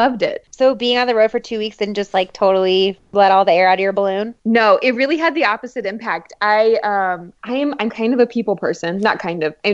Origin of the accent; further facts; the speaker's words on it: San Antonio, Texas, United States; i born and raised in San Antonio, Texas.